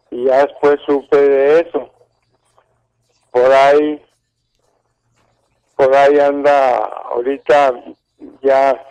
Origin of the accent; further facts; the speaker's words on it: Estación Rosario, Durango, Mexico; yo nací en Estación Rosario Durango. Mi abuelo era jefe de estación ahí